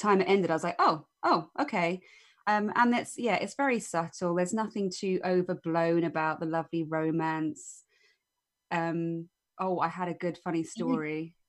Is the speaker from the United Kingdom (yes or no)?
yes; United Kingdom; But as a British viewer, it's a cute thing that dragged me in.